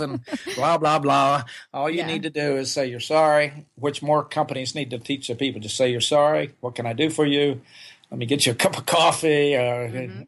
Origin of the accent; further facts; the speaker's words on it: Oklahoma, United States; moved away as an adult; I grew up in Oklahoma, and I, I didn't leave the state till I was 20 years old